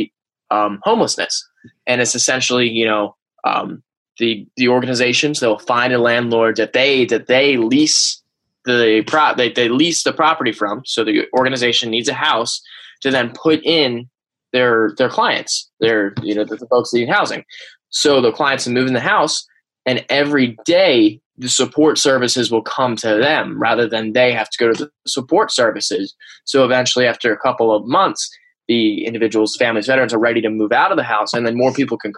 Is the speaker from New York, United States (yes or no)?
no; Wilmington, Delaware, United States; I grew up right outside of Wilmington, Delaware